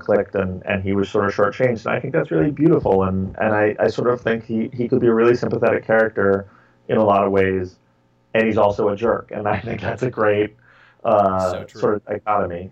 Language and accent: English; New York, United States; I grew up in New York